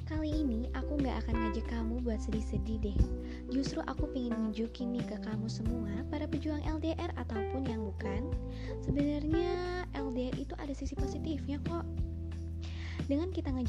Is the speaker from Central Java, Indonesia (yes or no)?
no; Bandung, West Java, Indonesia; Yap, aku anak Bandung guys.